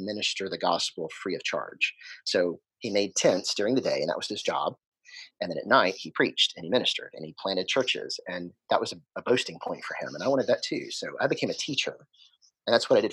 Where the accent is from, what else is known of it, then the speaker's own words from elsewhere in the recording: Jackson, Mississippi, United States; I am from Jackson, born and raised here.